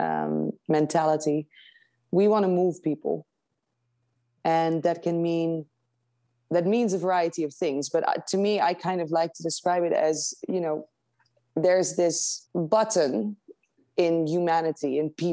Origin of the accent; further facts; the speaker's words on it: Netherlands; moved away as an adult; also born or lived in London; now in United States; I grew up in the Netherlands. I studied in London, but I grew up in the Netherlands